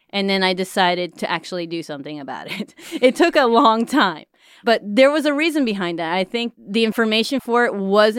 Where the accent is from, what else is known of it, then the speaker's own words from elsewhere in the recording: Mexico; I mean, I grew up in Mexico. So it's, I mean, I know for a while things were a little bit behind in a lot of ways.